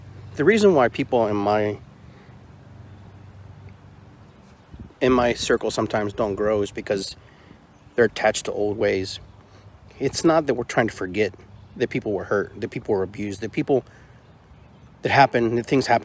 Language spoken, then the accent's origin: English; Peru; moved away; I'm from Peru and I have Indian in my blood